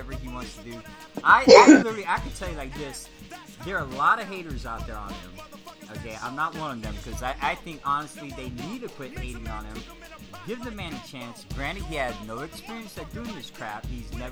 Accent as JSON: {"language": "English", "town": "Las Vegas", "region": "Nevada", "country": "United States"}